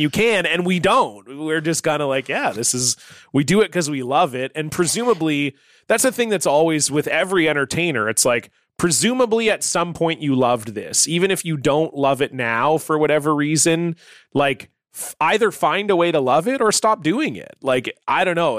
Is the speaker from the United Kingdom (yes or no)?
no; Canada; as a Canadian with a bilingual French background